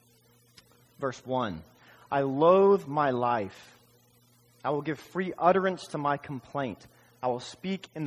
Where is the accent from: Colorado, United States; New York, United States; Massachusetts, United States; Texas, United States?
Texas, United States; Dallas; also born or lived in Austin, Texas; I was born in Dallas, Texas